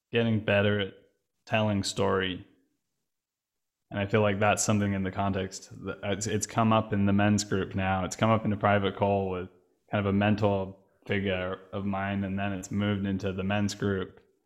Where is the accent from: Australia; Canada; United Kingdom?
United Kingdom; England; now in Berlin, Germany; I'm English. British, also